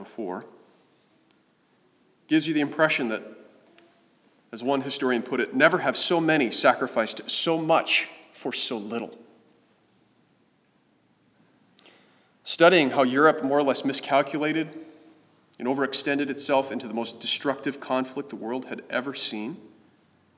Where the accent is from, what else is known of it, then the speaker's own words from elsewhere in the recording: Kansas City, Missouri, United States; I grew up in Kansas City